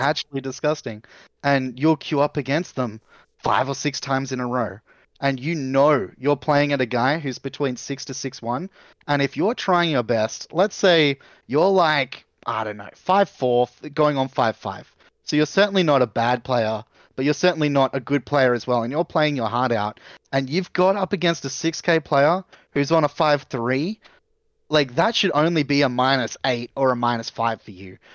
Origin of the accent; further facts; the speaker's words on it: Australia; as an Australian